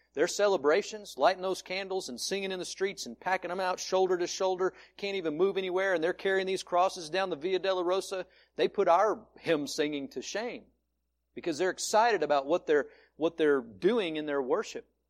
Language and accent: English; Georgia, United States; now in Colorado, United States; I was born in some obscure county in the backwoods of Georgia